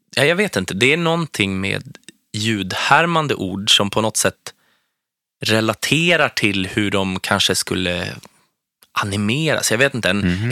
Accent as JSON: {"language": "Swedish", "town": "Strängnäs", "region": "Södermanland", "country": "Sweden", "tie": "born or raised there"}